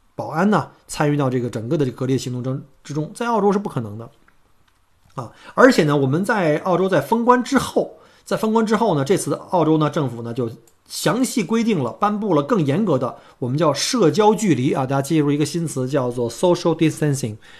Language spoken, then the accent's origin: Chinese; China; now in Melbourne, Australia; 我们中国人，我们经历过非典